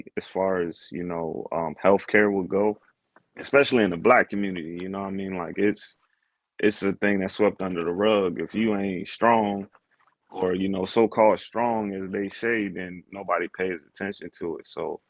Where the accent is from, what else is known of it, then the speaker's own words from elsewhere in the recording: Maryland, United States; also born or lived in Texas; I'm really from a lot of places. I mean, I claim Maryland because that's where I lived the longest, was where I was raised. I was born in Texas, though, you know, moved around a lot.